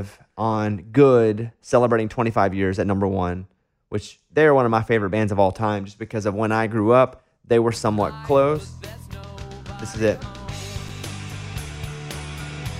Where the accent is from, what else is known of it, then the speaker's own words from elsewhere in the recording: Arkansas, United States; I am from Arkansas